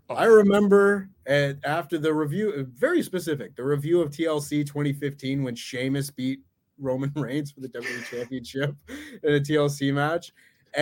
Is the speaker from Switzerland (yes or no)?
no; Canada; as a Canadian